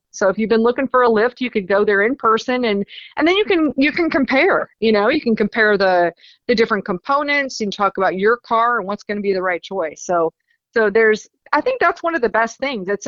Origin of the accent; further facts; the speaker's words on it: Rutherfordton, North Carolina, United States; I mean, that's my hometown track up here in Rutherfordton, North Carolina.